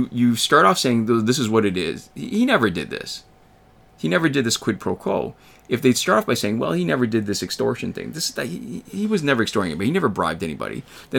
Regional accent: Canada; And even as a Canadian, where I don't really have the same kind of direct personal stake in it, it's really kind of compelling

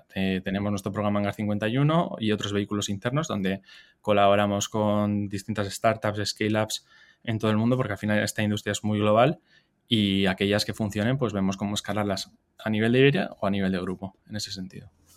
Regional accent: San Sebastián, Basque Country, Spain; yo soy donostiarra, o sea, soy del País Vasco, me crié, me eduqué ahí

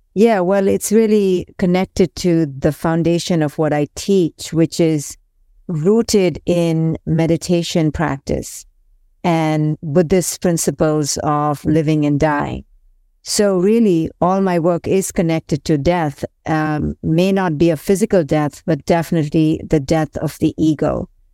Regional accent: India; I grew up in India

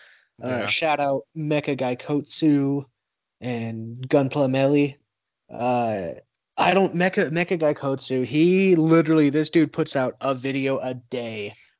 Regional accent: the South, United States; I'm from the South

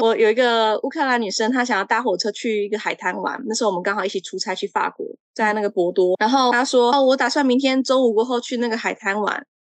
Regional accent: Taiwan; moved away as an adult; now in Czech Republic; 我从台湾来

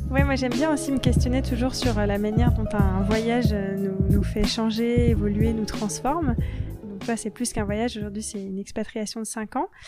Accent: France; en grandissant en France

